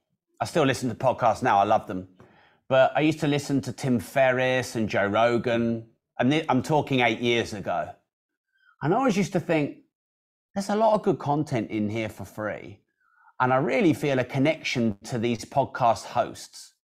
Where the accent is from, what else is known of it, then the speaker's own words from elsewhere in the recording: United Kingdom; now in United States; I am British, and there aren't many of us Brits taking over America.